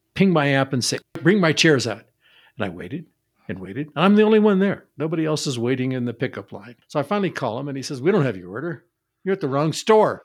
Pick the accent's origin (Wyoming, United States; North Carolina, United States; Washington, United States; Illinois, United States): Washington, United States; Seattle; I grew up in Seattle, where the likelihood of snow was pretty low